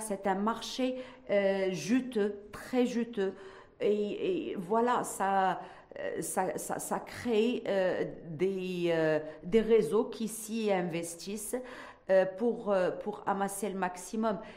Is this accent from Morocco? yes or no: yes; Morocco; en tant que Marocaine